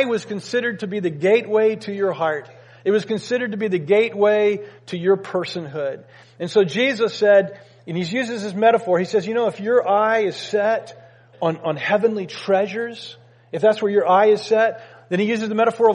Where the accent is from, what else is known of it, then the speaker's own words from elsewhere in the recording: United States; we as Americans